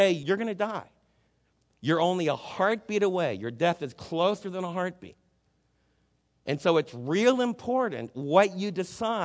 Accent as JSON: {"language": "English", "region": "New Jersey", "country": "United States", "tie": "born or raised there", "said": "The kids that I was raised with in New Jersey did not believe in Jesus"}